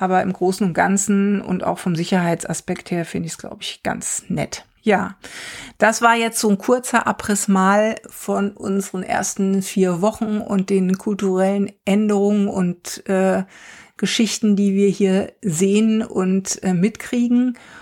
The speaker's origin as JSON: {"language": "German", "country": "Germany", "moved": "as an adult", "lives_now": "Norway", "said": "bei uns in Deutschland"}